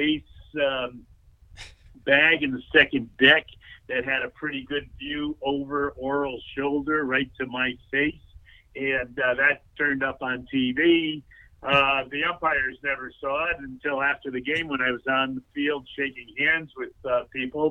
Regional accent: Stamford, Connecticut, United States; my hometown

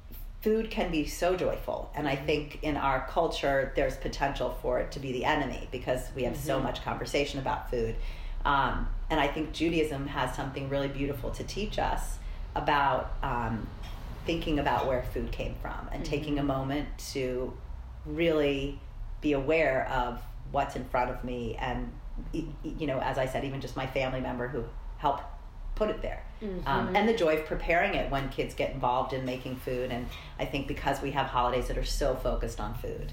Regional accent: Colorado, United States; I'm from Colorado

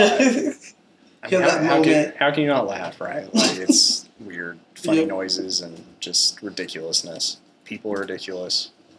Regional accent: Texas, United States; now in California, United States; I'm from Texas.

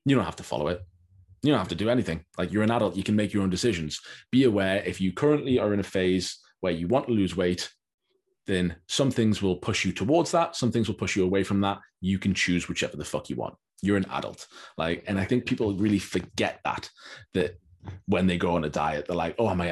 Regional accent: United States; I'm from America

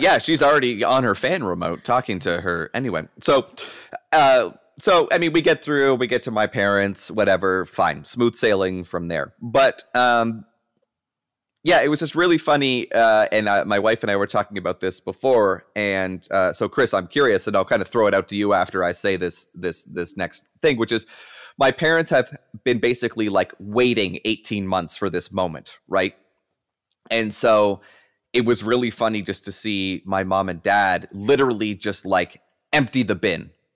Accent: Canada; moved away as an adult; now in Erie County, United States; myself being Canadian but living across the border here in uh, in Erie County, uh, Western New York

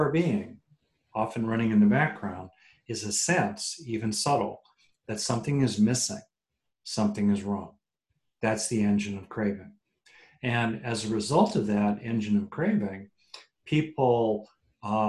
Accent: California, United States; I'm from California

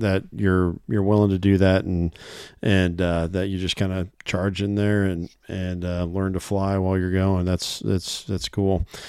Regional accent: Iowa, United States; I'm a resident here. I was born in Iowa

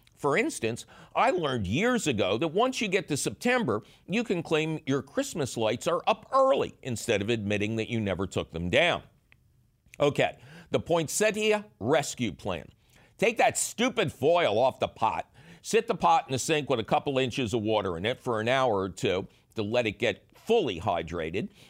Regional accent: Philadelphia, Pennsylvania, United States; when I grew up in Philly

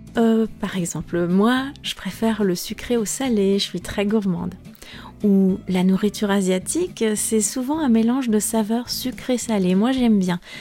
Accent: France

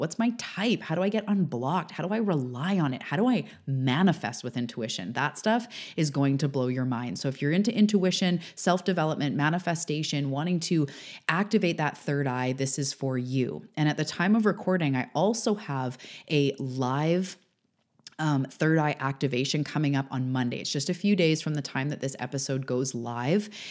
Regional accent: Canada; also born or lived in Vancouver Island, British Columbia; I'm a Canadian on the West Coast on Vancouver Island

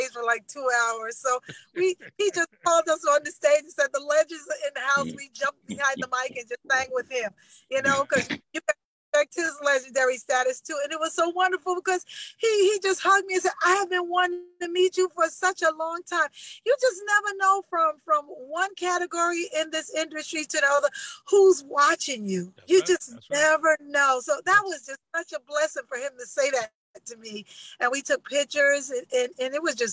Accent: New York City, New York, United States; I'm from Queens

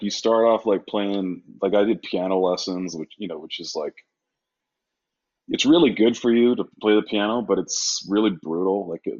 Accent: Sydney, New South Wales, Australia; born there; Well, I was born in Sydney, Australia.

